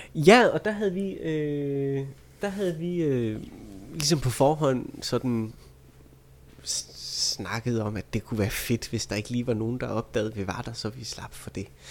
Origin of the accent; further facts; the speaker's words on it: Vejle, Southern Denmark, Denmark; jeg er fra Vejle